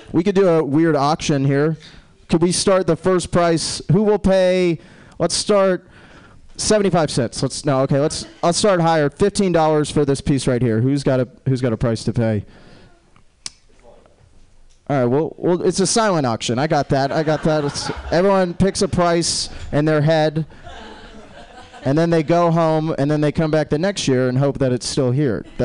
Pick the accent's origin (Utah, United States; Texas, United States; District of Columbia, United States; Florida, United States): Florida, United States; Jacksonville; It's not weird. I'm from Jacksonville.